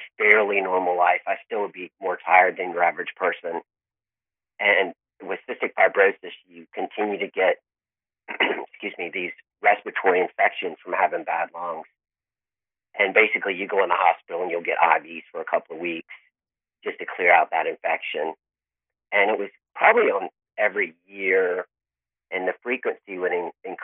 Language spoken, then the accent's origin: English; Mount Pleasant, South Carolina, United States; also born or lived in Tallahassee, Florida; I grew up in Charleston, South Carolina, actually Mount Pleasant.